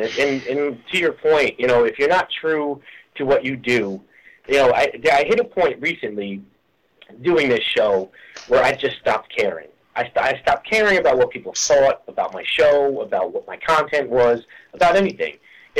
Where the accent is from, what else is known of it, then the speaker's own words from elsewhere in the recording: New Jersey, United States; Well, I'm actually calling you from Bruce's backyard. I'm born and raised in good old dirty New Jersey.